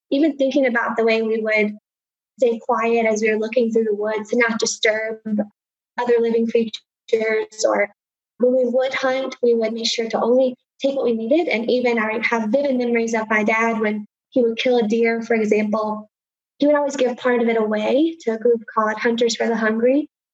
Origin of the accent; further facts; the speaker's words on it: Appalachia, Southwest Virginia, United States; now in Houston, United States; But certainly my heart is in the mountains of Southwest Virginia.